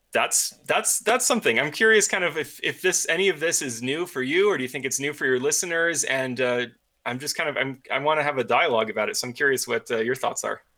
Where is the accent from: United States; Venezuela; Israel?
United States; upstate New York; now in Colorado, United States; I'm from upstate New York